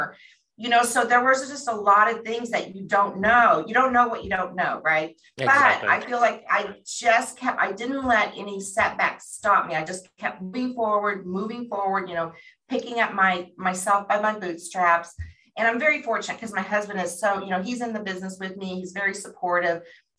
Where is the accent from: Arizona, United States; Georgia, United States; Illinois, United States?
Arizona, United States; Phoenix; I had no background. We came from Phoenix, Arizona.